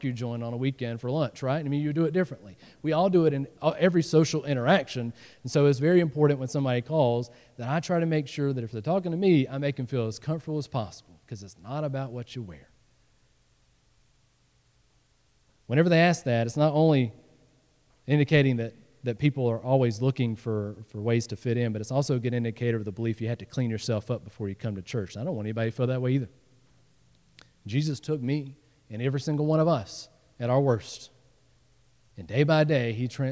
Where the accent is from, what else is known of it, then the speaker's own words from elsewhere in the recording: the South, United States; moved away; I came from the South, and you know, in the South, you dress up